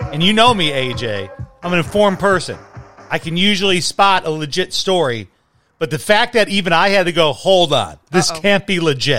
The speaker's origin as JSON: {"language": "English", "town": "Chicago", "region": "Illinois", "country": "United States", "tie": "born or raised there", "also_born_or_lived": "Salt Lake City / Flint, Michigan", "moved": "yes", "lives_now": "Arizona, United States", "said": "my hometown of Chicago"}